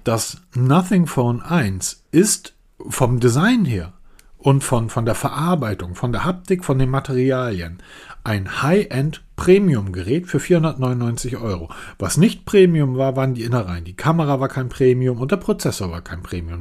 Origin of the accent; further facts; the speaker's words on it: Germany; als Deutscher